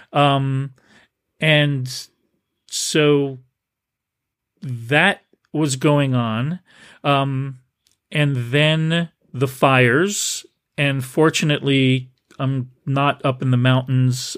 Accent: New Jersey, United States; also born or lived in New Brunswick, Canada; now in San Francisco Bay Area, United States; growing up in New Jersey, in New Brunswick, Canada during the summer

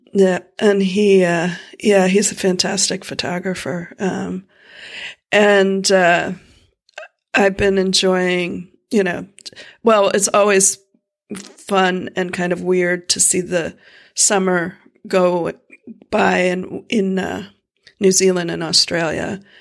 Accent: Florida, United States; moved away; I grew up in Florida

